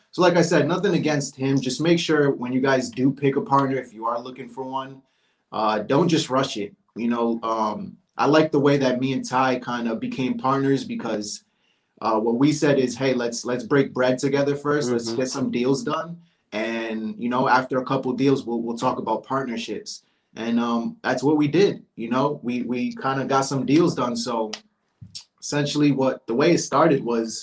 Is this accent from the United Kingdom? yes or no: no; Rhode Island, United States; moved away as an adult; also born or lived in Virginia; now in Georgia, United States; I'm originally from Rhode Island. And then I moved to Virginia cause I was in the military, the Navy